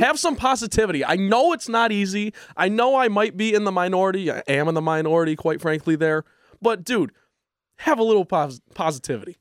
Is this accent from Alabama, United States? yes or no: no; Grand Rapids, Michigan, United States; Growing up in Grand Rapids